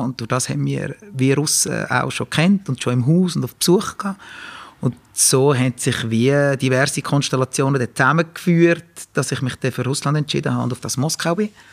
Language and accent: German; Ennetbürgen, Nidwalden, Switzerland; ich bin ja in Ennenbürgen aufgewachsen